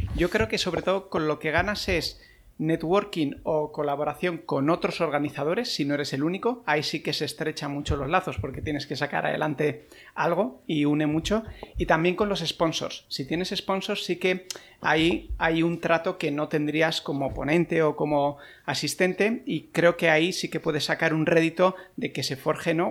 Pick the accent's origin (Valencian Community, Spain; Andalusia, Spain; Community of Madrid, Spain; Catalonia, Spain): Catalonia, Spain; Terrassa; la meetup de Tarrasa, que esa es la pequeñita, es la de mi pueblo, y la monto un poco para ponérselo fácil a la gente de aquí